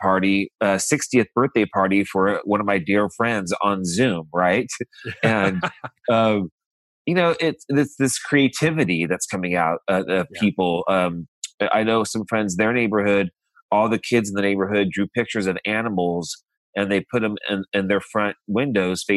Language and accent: English; Modesto, California, United States; moved away; I'm from Modesto, California, a small farm town in Central California